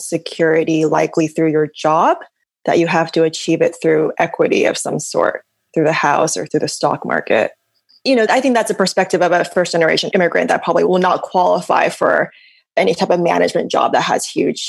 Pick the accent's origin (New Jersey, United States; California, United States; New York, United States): California, United States; Bay Area; I grew up in the Bay Area in California, so I've lived here almost my entire life. My parents were very typical first-generation immigrants. They came from Taiwan.